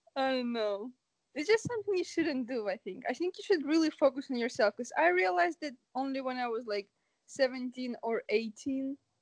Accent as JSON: {"language": "English", "country": "Ukraine", "moved": "yes", "lives_now": "Canada", "said": "I'm from Ukraine, but currently I'm in Canada"}